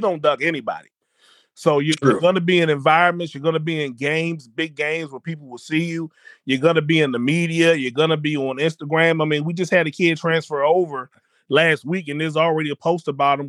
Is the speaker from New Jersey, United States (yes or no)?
no; Largo, Maryland, United States; moved away as an adult; now in Virginia, United States; we're PG County people, so we're moving from Largo.